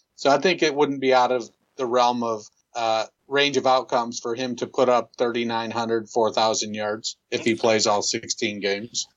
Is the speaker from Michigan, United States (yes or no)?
yes; Michigan, United States; Growing up in Michigan as a Lions fan